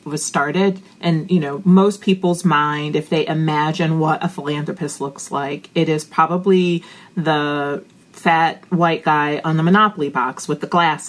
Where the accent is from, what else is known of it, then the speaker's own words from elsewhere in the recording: Chicago, Illinois, United States; I am a girl from the South Side of Chicago